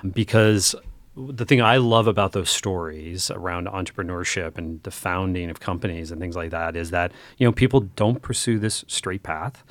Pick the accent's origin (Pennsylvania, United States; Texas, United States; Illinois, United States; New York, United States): Pennsylvania, United States; northeastern; moved away; I grew up in North northeastern Pennsylvania where there were not a lot of education choices